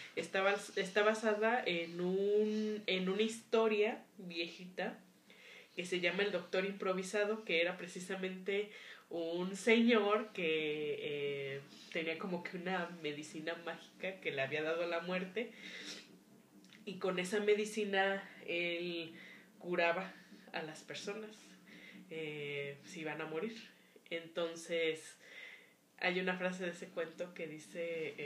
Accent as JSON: {"language": "Spanish", "country": "Mexico"}